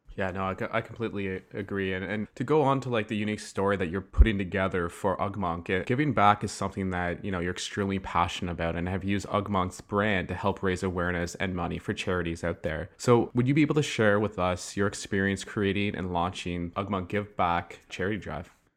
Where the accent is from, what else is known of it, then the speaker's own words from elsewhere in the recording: Ottawa, Ontario, Canada; I'm from Ottawa